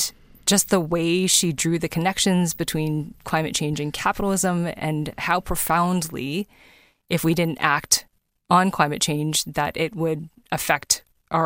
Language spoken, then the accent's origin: English; Toronto, Ontario, Canada; now in British Columbia, Canada; I was born in Toronto and I love living in this country.